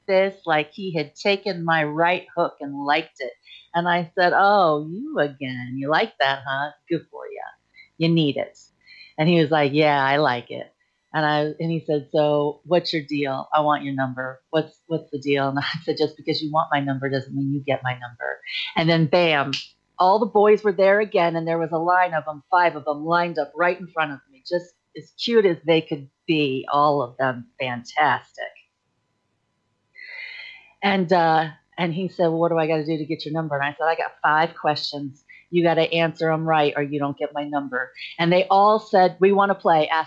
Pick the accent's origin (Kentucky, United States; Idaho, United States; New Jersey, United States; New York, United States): Idaho, United States; also born or lived in Newport / Chicago / Texas / Florida; I was born in Newport, Rhode Island, but I grew up in Chicago and, until elementary school. And then I did middle school and high school out in Idaho, but I've lived in Texas and we were in Florida at the moment.